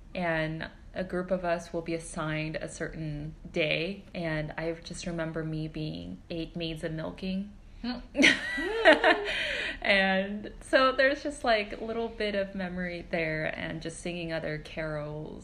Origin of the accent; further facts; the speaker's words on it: Southern California, United States; moved away as an adult; now in New York City, United States; I grew up in SoCal.